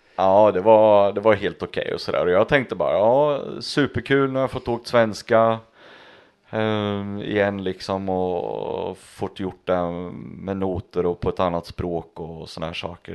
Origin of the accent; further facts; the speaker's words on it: Östergötland, Sweden; för mig som östgöte